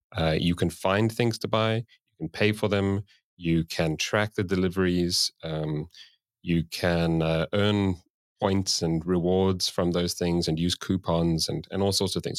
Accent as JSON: {"language": "English", "country": "South Africa", "moved": "as an adult", "lives_now": "Sweden", "said": "I moved to Sweden, um, because I'm originally from South Africa"}